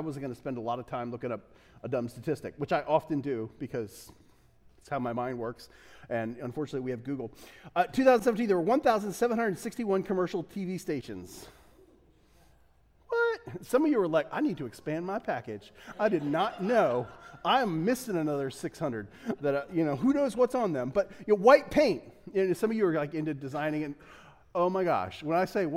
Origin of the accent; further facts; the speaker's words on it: Delaware, United States; now in Los Angeles, United States; I'm from Delaware